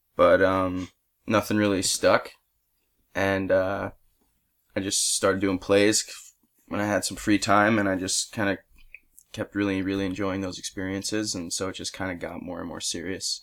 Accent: Tenafly, New Jersey, United States; now in Los Angeles, United States; I'm from Tenafly, New Jersey, which is, uh, basically like a suburb of New York City, right over the George Washington Bridge

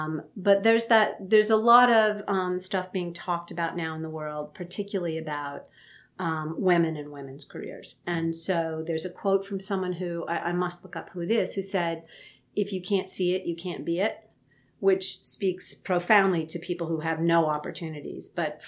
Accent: East Coast, United States; also born or lived in Huntsville, Alabama; I was born in Huntsville, Alabama, but my dad was in the military, so I'm not really from anywhere. Mm-hmm. I grew up mostly up and down the East Coast, a little time in the Midwest, lived mostly on military bases where they blew stuff up every day.

